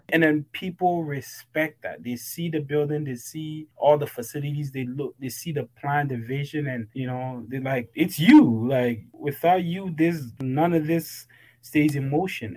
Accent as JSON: {"language": "English", "town": "Toronto", "region": "Ontario", "country": "Canada", "tie": "born or raised there", "also_born_or_lived": "Ghana", "moved": "as an adult", "said": "I was raised in Toronto, Canada. Came here when I was about 10"}